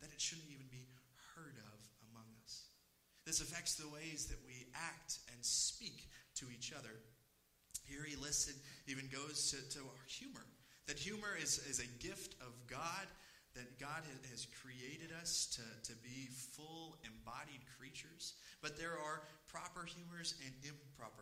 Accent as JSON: {"language": "English", "region": "East Texas", "country": "United States", "tie": "born or raised there", "said": "I am from, initially, I grew up, born and raised in East Texas"}